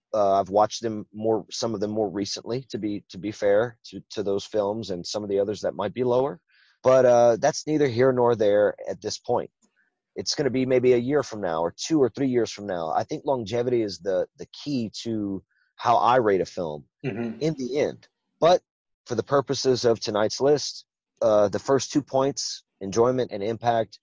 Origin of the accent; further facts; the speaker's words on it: Louisiana, United States; accent: Cajun; I'm from Louisiana